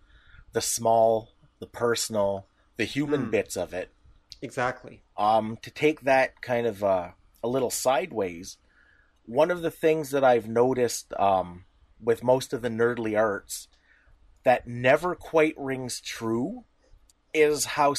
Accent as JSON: {"language": "English", "country": "Canada", "said": "We're Canadian."}